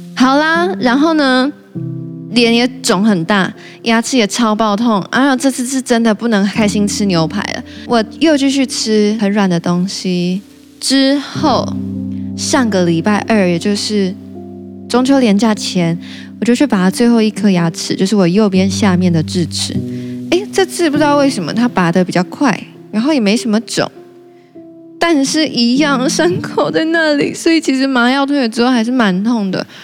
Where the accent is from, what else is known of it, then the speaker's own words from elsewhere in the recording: Taichung, Taiwan; now in Taipei, Taiwan; 我老家在台中